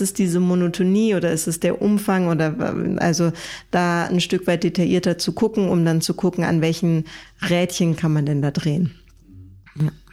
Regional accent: Germany; bei uns in Deutschland

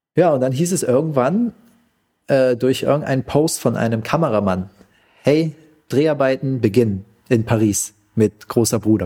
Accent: Pforzheim, Baden-Württemberg, Germany; also born or lived in Vietnam; als ich wieder zurück in Pforzheim war, wo ich herkomme

